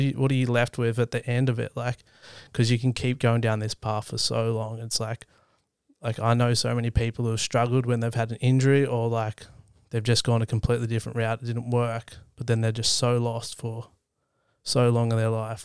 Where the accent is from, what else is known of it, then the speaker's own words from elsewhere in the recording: East Gippsland, country Victoria, Australia; I grew up in country Victoria, so in East Gippsland